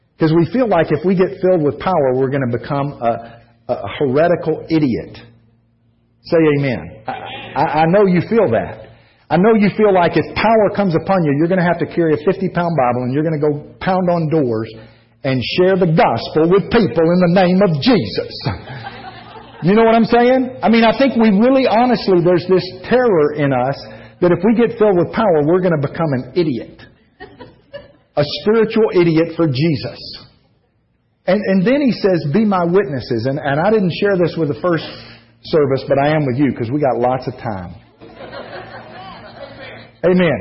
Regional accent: Georgia, United States; I'm a pure native son of Georgia

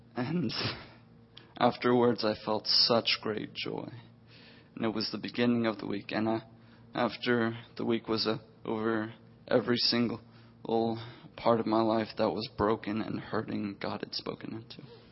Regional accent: the South, United States; I was raised in the South

